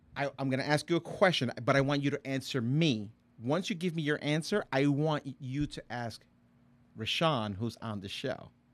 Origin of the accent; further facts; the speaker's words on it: Puerto Rico; I'm Puerto Rican.